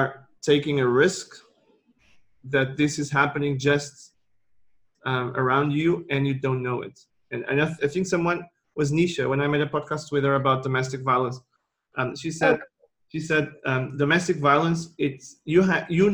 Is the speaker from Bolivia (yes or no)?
no; Portugal; I'm from Portugal